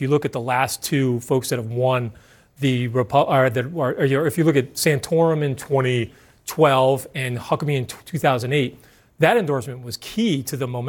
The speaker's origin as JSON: {"language": "English", "town": "Yonkers", "region": "New York", "country": "United States", "tie": "born or raised there", "said": "when I grew up in Yonkers, New York"}